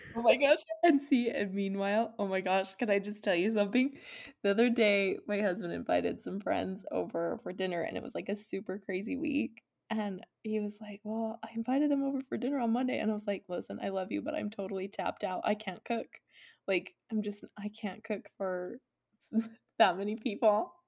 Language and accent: English; Utah, United States; we're from Utah